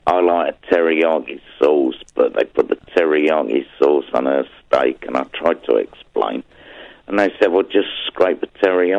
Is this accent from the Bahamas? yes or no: no; England, United Kingdom; Yeah, and obviously, being an Englishman, I just couldn't do that.